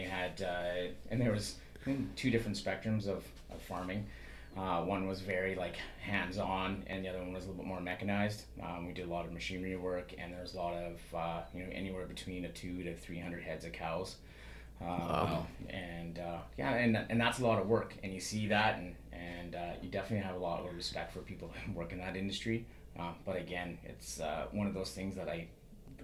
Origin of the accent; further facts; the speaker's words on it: Saskatchewan, Canada; also born or lived in Terrace, British Columbia; now in British Columbia, Canada; Growing up, I didn't grow up in BC. We moved here in 1988. I grew up in Saskatchewan.